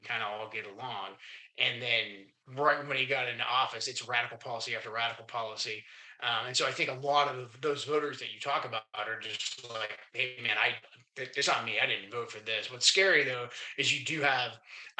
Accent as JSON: {"language": "English", "town": "Portland", "region": "Oregon", "country": "United States", "tie": "born or raised there", "moved": "yes", "lives_now": "Washington, United States", "said": "I was born on the Oregon side, Portland, Oregon, the now famous city. When I was growing up, it wasn't a famous city"}